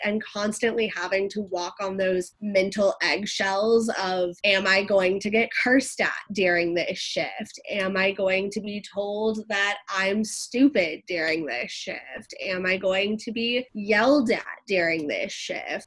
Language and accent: English; Atlanta, Georgia, United States; also born or lived in San Diego; I was born and raised here in Atlanta, Georgia, and I moved to San Diego for college